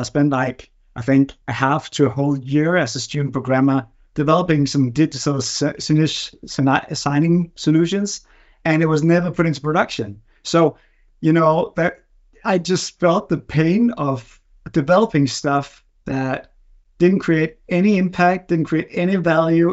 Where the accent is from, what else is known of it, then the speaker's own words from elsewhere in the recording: Denmark; also born or lived in Berkeley, California; I'm from Denmark.